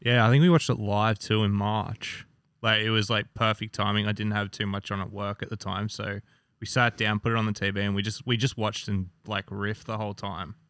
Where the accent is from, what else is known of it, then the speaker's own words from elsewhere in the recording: Australia; I'm Australian.